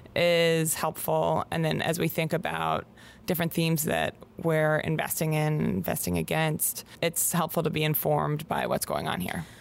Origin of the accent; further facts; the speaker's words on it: Pittsburgh, Pennsylvania, United States; moved away as an adult; also born or lived in Bay Area, California; I grew up in Pittsburgh, Pennsylvania